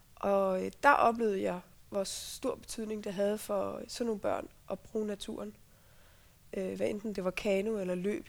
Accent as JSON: {"language": "Danish", "area": "Central Jutland", "region": "Central Denmark Region", "country": "Denmark", "tie": "born or raised there", "said": "jeg er opvokset på Midtjylland"}